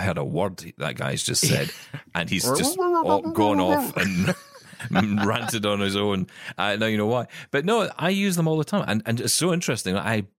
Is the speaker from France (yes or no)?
no; Scotland, United Kingdom; I'm Scottish.